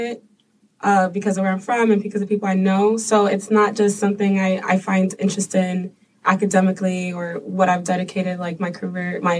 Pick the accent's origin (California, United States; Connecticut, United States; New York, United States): New York, United States; New York City; I'm from the South Bronx.